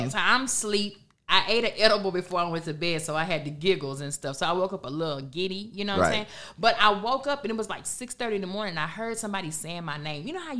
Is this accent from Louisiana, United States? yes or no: no; Houston, Texas, United States; moved away; You know, I'm from Houston.